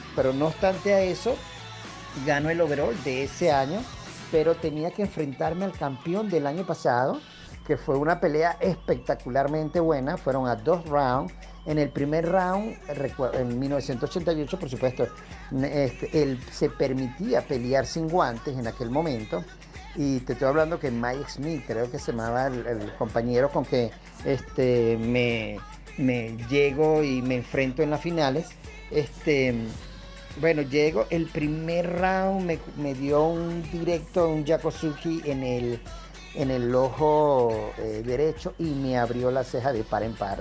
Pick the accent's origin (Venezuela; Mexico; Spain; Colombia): Venezuela; Caracas, Capital District; como buen venezolano